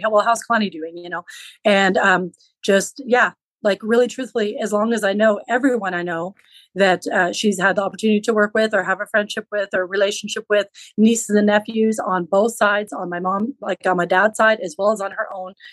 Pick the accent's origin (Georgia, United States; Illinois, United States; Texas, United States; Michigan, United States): Texas, United States; Western; first language Low German; English is a second language; also born or lived in Central California; my parents, when I was quite young, they moved to Western Texas, where I live now